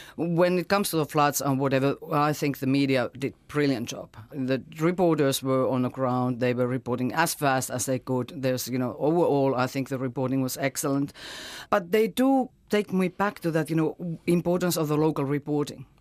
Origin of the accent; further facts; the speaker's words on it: Finland; now in New Zealand; my home country, Finland